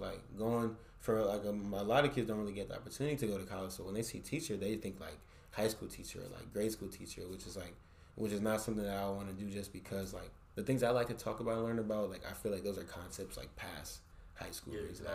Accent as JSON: {"language": "English", "town": "San Francisco", "region": "California", "country": "United States", "said": "from San Francisco, bro. I'm from the Bay"}